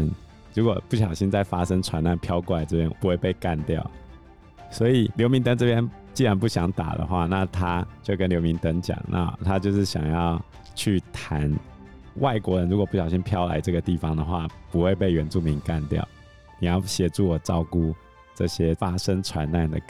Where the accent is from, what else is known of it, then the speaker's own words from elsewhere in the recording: Taiwan; 我们台湾人都是反骨男孩嘛